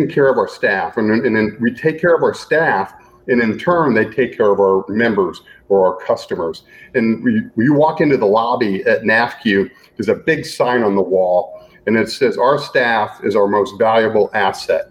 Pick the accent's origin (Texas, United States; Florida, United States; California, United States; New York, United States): Florida, United States; Gainesville; moved away as an adult; also born or lived in Washington, D.C.; I grew up in Gainesville, Florida